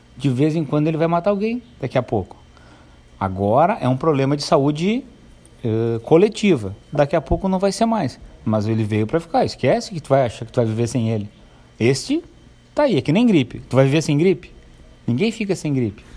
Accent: Santo Antônio da Patrulha, Rio Grande do Sul, Brazil; also born or lived in Novo Hamburgo; eu nasci em Novo Hamburgo. Vim para Santo Antônio com quatro anos

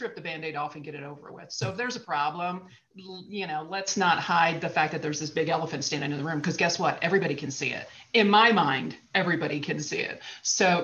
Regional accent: Maryland, United States; moved away as an adult; now in Colorado, United States; I was born and raised in Maryland and lived there until I was 30

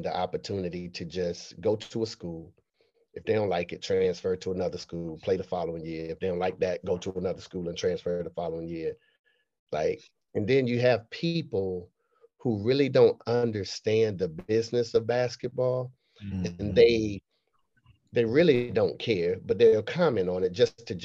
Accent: Raleigh, North Carolina, United States; also born or lived in Boston, Massachusetts; Then I moved down to Raleigh in Lane Street Projects

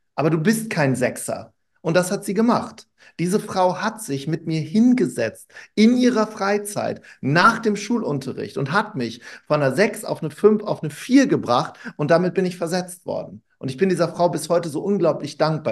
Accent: Wuppertal, North Rhine-Westphalia, Germany; ich bin in Wuppertal groß geworden

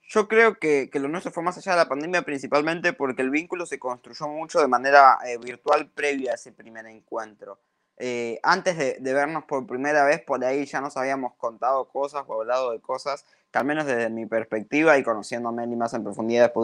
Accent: Comodoro Rivadavia, Chubut, Argentina; now in Buenos Aires, Argentina; yo soy de Comodoro Rivadavia y en ese momento estaba allí transitando parte de la pandemia. Eh, ella de acá de Buenos Aires, donde estoy yo también ahora

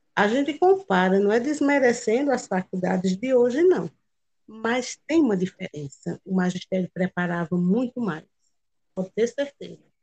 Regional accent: Buíque, Pernambuco, Brazil; also born or lived in São Paulo; E em 77, quando eu já tinha nove anos de idade, eles vieram e se estabeleceram aqui em Pernambuco, no município de Buíque

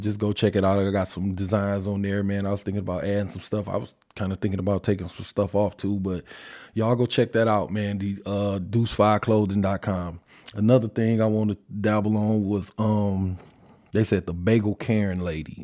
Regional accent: Detroit, Michigan, United States; I'm from Detroit

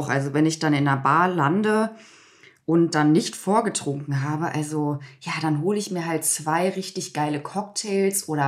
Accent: Hagen, North Rhine-Westphalia, Germany; Ich komme doch aus Hagen

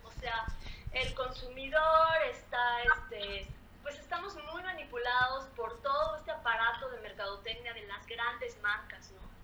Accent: Mexico; ese sentimiento que tenemos como mexicanos de ser solidarios

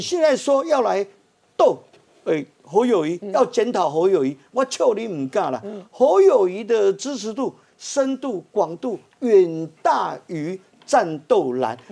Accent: Taiwan; 最大的赢家是我们台湾人民

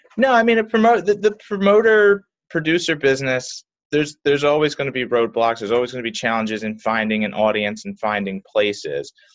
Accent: Philadelphia, Pennsylvania, United States; I was well born and raised in Philly, South Philly specifically

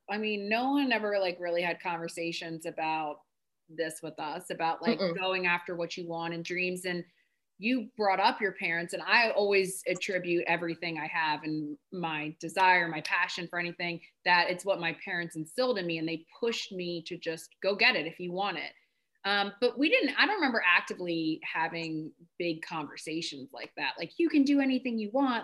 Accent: Bucks County, Pennsylvania, United States

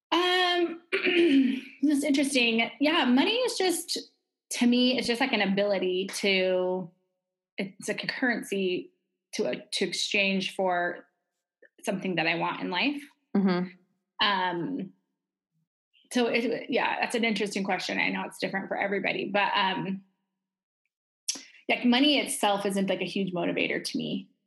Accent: Alaska, United States; moved away as an adult; also born or lived in Arizona; I grew up primarily in the state of Alaska in the United States. Mm-hmm. Um, my mother worked was a government employee, and so we lived in Arizona for a while, then Alaska, and that's where I lived when I moved away from home.

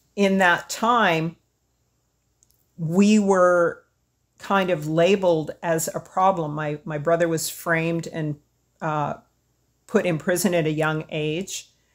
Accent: Edmonton, Alberta, Canada; also born or lived in Hanna, Alberta; She didn't teach us much of our heritage growing up in Edmonton.

